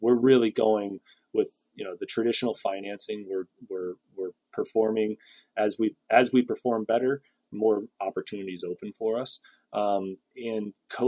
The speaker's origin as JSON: {"language": "English", "town": "Traverse City", "region": "Michigan", "country": "United States", "tie": "born or raised there", "moved": "yes", "lives_now": "Waterville Valley, United States", "said": "Mount Holiday in Traverse City, Michigan, which is, you know, my hometown ski resort"}